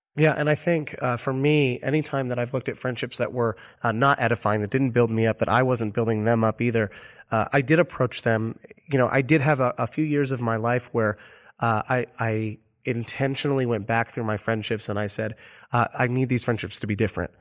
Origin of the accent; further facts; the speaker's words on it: Orlando, Florida, United States; moved away; my hometown of Orlando, Florida